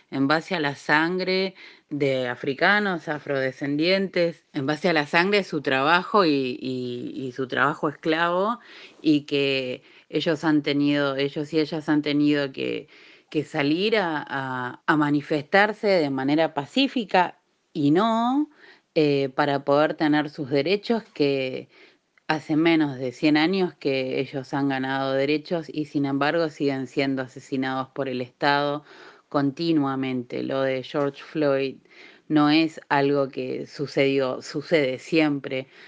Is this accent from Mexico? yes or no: no; Argentina; now in California, United States; Nosotras, como migrantes argentinas, feministas, que vivimos en el área de la bahía y sus alrededores en California